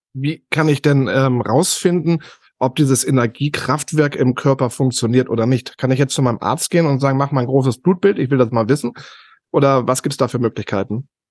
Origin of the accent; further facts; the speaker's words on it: Northern Germany, Germany; Bei uns im Norden